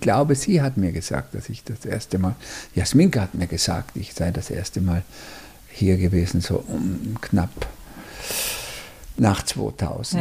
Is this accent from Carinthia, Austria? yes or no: no; Tyrol, Austria; meine Heimat, also quasi das Tirolische